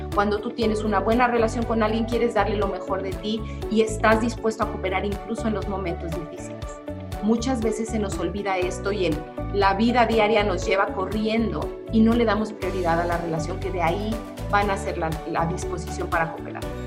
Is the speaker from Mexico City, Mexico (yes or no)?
no; Cuernavaca, Morelos, Mexico; aquí en Cuernavaca, de donde yo soy